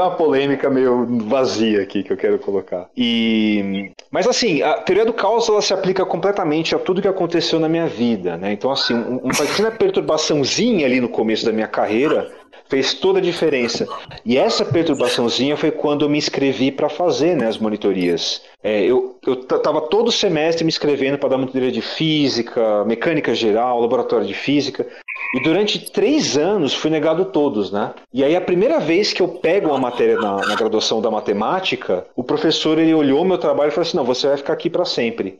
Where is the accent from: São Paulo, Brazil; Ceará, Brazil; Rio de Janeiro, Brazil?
São Paulo, Brazil; Eu sou de São Paulo, prestei só USP naquele momento